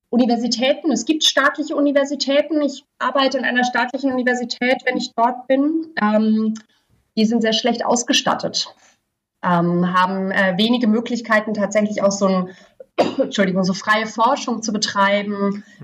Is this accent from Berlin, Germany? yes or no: yes; Berlin, Germany; Auch für mich jetzt als äh, Berlinerin total normal, Secondhand-Klamotten zu kaufen